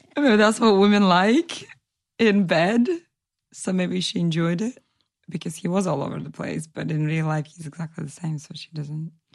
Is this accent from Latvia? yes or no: yes; Latvia; now in England, United Kingdom; I'm originally from Latvia. I was born into a Russian speaking family, but I have been living in England for over nine years now.